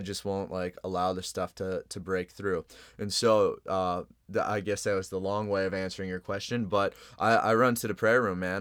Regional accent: Chicago, Illinois, United States; I'm originally, I'm from Chicago

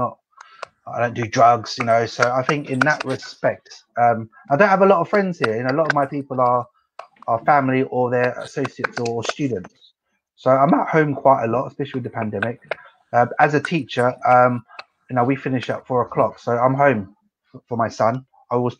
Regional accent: Essex, East of England, United Kingdom; moved away as an adult; also born or lived in London; now in Myanmar; I'm from Essex

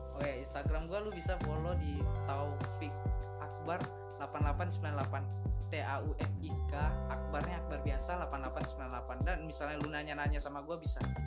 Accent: Pekanbaru, Riau, Indonesia; moved away as an adult; also born or lived in Batam; now in Jakarta, Indonesia; gue asli Riau cuma lahir gue di Batam

